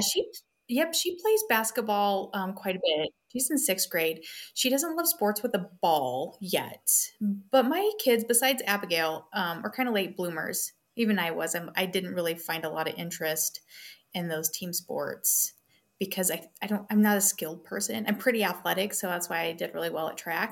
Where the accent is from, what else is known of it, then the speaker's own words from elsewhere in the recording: Wyoming, United States; moved away as an adult; also born or lived in Hayes Center, Nebraska / North Dakota; I did sixth grade back in my hometown in Wyoming and we just kind of grew up.